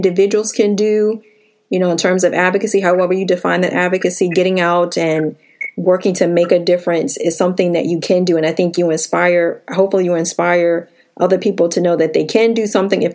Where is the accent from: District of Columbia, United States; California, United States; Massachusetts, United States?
District of Columbia, United States; Washington; moved away; I grew up in Washington, D.C.